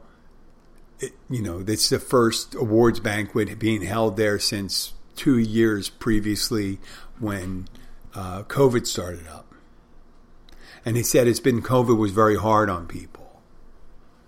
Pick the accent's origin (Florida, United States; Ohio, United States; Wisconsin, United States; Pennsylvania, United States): Pennsylvania, United States; Philadelphia; I'm from Philadelphia too, like Will Smith.